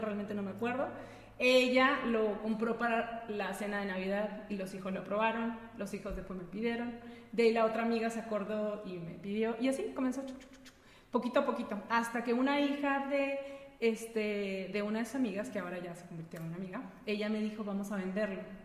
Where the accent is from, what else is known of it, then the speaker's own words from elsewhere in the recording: Peru; moved away as an adult; now in León, Mexico; yo no soy de aquí, yo soy peruana, llegué hace... En este mes, julio, cumplo 16 años aquí.